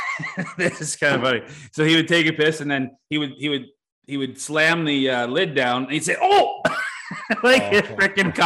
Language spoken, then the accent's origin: English; McGregor, Ontario, Canada; also born or lived in Essex, Ontario; Yeah, I grew up in McGregor, town of McGregor, but I played hockey in Essex all my life and baseball in McGregor. And yeah, I still live basically in McGregor.